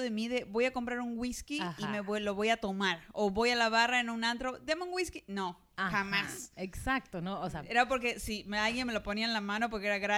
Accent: Argentina; de Argentina.

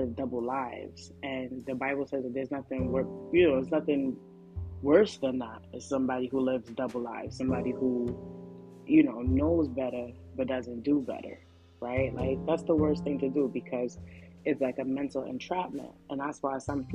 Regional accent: New York City, New York, United States; I'm a regular girl from the hood. Like, I'm from Flatbush

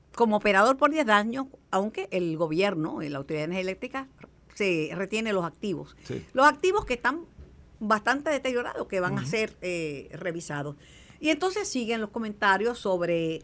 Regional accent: Mayagüez, Puerto Rico; mi pueblo de Mayagüez

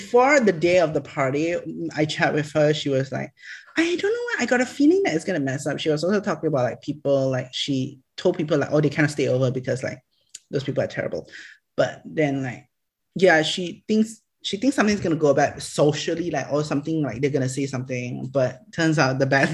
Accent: Selangor, Malaysia; also born or lived in Johor Bahru; Selangor, my hometown.

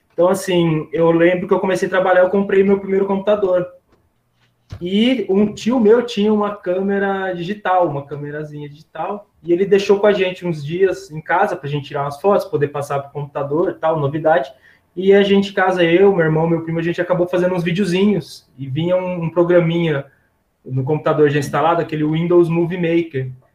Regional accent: São Carlos, São Paulo, Brazil; eu sou de São Carlos

